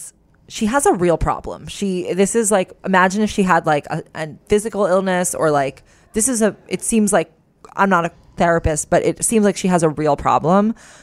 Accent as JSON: {"language": "English", "region": "New York", "country": "United States", "tie": "born or raised there", "moved": "as an adult", "lives_now": "Germany", "said": "Although born and raised in New York, I moved to Germany about 1.5 years ago for work."}